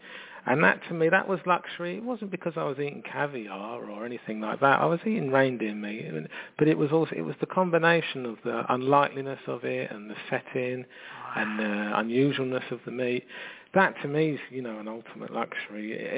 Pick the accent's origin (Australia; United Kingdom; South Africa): United Kingdom; London; You know, I'm from London